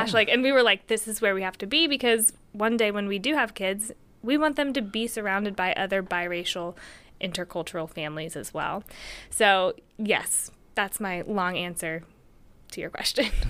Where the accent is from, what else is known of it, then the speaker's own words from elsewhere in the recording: Tennessee, United States; also born or lived in Johnson City, Tennessee; I'm white, and I'm American from Tennessee